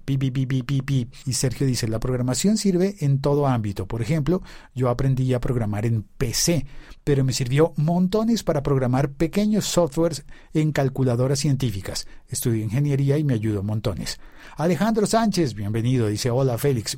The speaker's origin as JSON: {"language": "Spanish", "country": "Colombia", "said": "en mi país, en Colombia"}